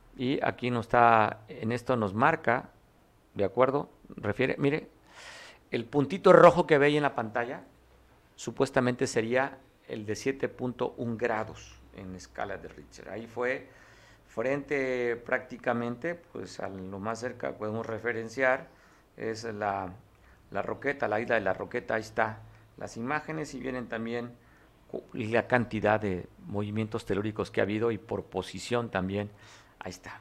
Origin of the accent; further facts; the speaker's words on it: Mexico; Qué orgullo ser mexicano